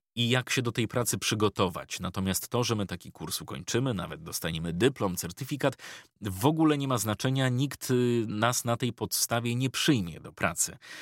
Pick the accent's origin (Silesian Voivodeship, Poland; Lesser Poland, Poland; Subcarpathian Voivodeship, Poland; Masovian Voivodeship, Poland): Masovian Voivodeship, Poland; Ostrołęka; pochodzę z małego miasta